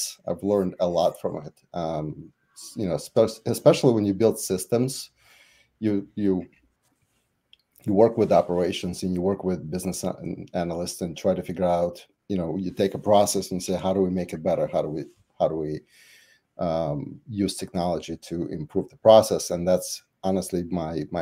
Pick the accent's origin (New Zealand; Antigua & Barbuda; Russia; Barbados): Russia; English is a second language; moved away as an adult; also born or lived in Dallas, United States; now in United States; growing up in Soviet Russia was like, from business perspective, was like going to DMV every time